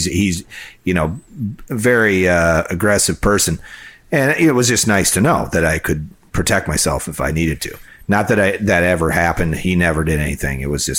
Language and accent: English; Illinois, United States; I grew up in Illinois